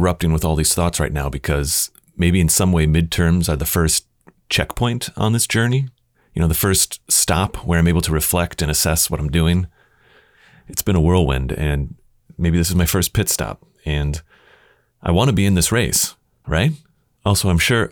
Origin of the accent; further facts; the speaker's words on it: Kenosha, Wisconsin, United States; moved away; my hometown, Kenosha